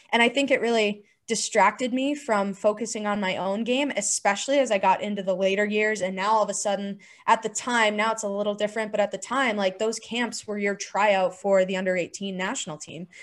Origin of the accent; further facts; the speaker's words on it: Chandler, Arizona, United States; I grew up in Arizona